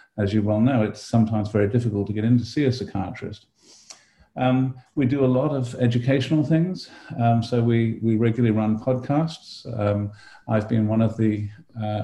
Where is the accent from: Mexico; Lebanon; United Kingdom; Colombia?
United Kingdom; moved away as an adult; also born or lived in London, United Kingdom / Australia; now in Davis, United States; I was born and brought up in Britain and went to medical school in London at University College London